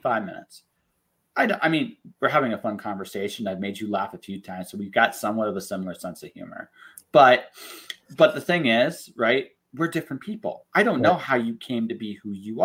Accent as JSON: {"language": "English", "town": "London", "region": "Ontario", "country": "Canada", "tie": "born or raised there", "moved": "yes", "lives_now": "Calgary, Canada", "said": "when I grew up in London, Ontario"}